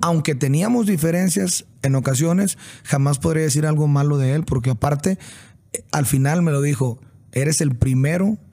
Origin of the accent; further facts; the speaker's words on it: Sinaloa, Mexico; moved away; pues es mi raíz, soy de Sinaloa y a unas cuadras de la casa